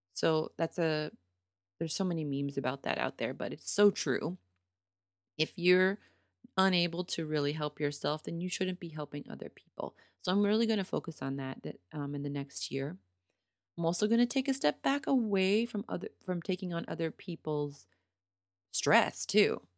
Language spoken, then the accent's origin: English; Pittsburgh, Pennsylvania, United States; moved away